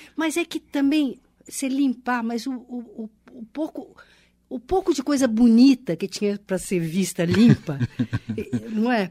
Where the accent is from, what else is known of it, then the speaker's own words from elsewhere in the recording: Minas Gerais, Brazil; moved away as an adult; now in São Paulo, Brazil; eu, nasci em Minas, eu sou mineira